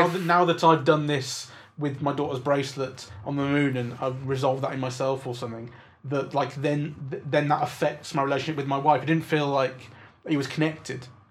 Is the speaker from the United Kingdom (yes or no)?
yes; England, United Kingdom; as an English person